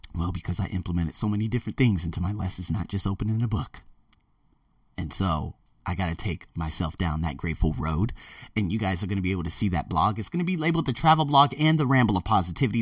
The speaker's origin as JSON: {"language": "English", "town": "Las Vegas", "region": "Nevada", "country": "United States", "tie": "born or raised there", "moved": "as an adult", "lives_now": "Thailand", "said": "I'm b, born and raised in America, born and raised in the Vegas craze"}